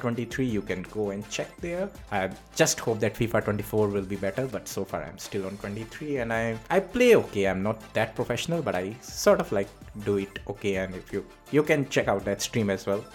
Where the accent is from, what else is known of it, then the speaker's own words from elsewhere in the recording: India; also born or lived in Singapore; now in Reading, United Kingdom; I am from India. I moved to Singapore. From Singapore, I came all the way to United Kingdom, so I am based out in U K.